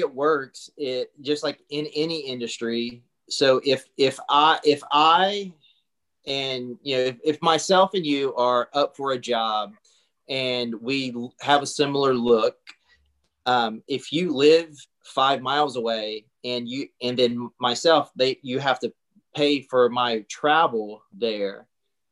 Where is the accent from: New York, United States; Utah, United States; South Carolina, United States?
South Carolina, United States; moved away as an adult; also born or lived in Charlotte, North Carolina / Florence, South Carolina / Los Angeles; I grew up in a really, really small town in South Carolina.